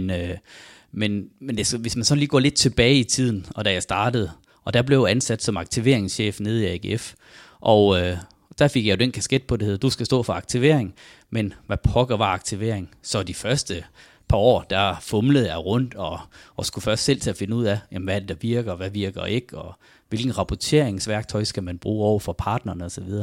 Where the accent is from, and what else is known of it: Farsø, North Denmark Region, Denmark; born or raised there; moved away